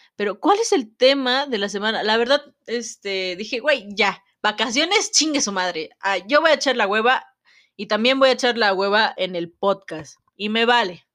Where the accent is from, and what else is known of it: Mexico